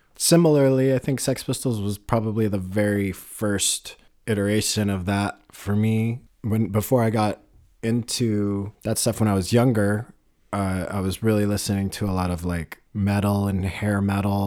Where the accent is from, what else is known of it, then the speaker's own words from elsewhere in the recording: Boulder, Colorado, United States; Wax Tracks Records in Boulder, my hometown